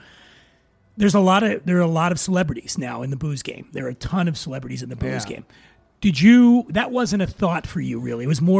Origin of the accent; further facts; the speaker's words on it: Philadelphia, Pennsylvania, United States; now in Los Angeles, United States; Growing up in Philly